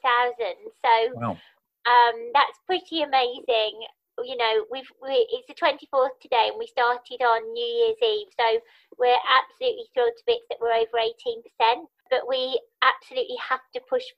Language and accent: English; Birmingham, West Midlands, United Kingdom; moved away as an adult; also born or lived in Sheffield; now in London, United Kingdom; I'm from Birmingham originally, which you can probably hear in my voice because I've never lost my accent.